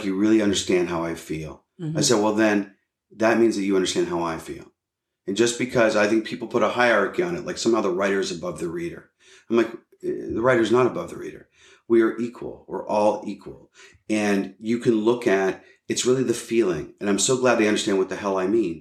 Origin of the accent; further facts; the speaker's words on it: Pittsburgh, Pennsylvania, United States; moved away; I'm a kid from Pittsburgh